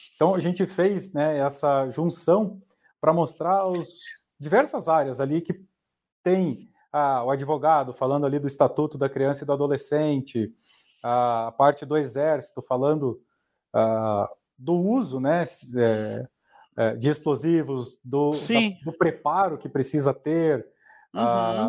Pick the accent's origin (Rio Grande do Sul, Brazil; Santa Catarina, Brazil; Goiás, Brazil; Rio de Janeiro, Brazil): Santa Catarina, Brazil; Porto União; moved away; also born or lived in Curitiba; eu sou de Porto União, União da Vitória, ali na divisa do Paraná